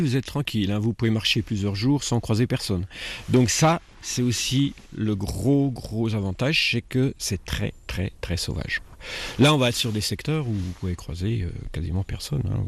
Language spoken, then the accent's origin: French; near Besançon, Bourgogne-Franche-Comté, France; moved away as an adult; now in Cantal, France; Je suis franc-comtois, je suis exactement de Besançon, à côté de Besançon, un petit village. Et je suis dans le Cantal depuis 25 ans